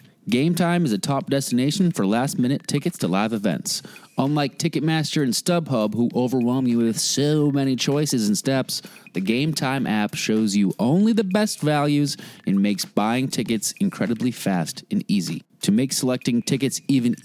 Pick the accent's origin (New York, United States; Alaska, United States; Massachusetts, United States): Massachusetts, United States; near Cape Cod; I grew up near Cape Cod